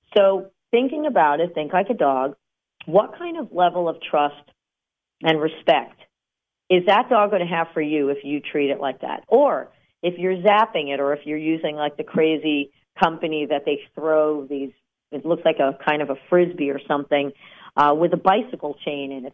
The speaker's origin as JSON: {"language": "English", "region": "New Jersey", "country": "United States", "said": "we're from New Jersey"}